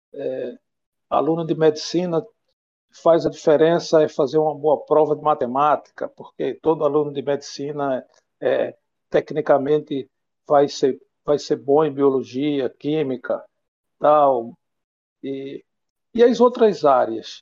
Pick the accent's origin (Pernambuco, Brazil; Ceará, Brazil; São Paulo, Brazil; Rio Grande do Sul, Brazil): Pernambuco, Brazil; moved away as an adult; now in Espírito Santo, Brazil; sou nordestino, de Pernambuco, moro aqui no Espírito Santo já há 16 anos